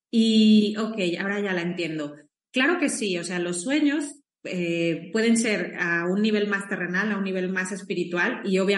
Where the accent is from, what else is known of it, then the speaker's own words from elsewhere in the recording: Mexico; now in Spain; Eh, yo soy mexicana, estoy en España, pero soy mexicana